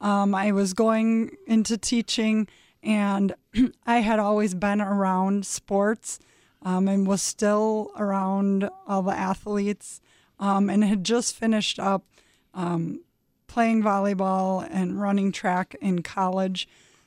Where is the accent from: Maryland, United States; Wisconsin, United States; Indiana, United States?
Wisconsin, United States; Green Bay; Yeah, I grew up in Green Bay, Wisconsin, went to Southwest High School.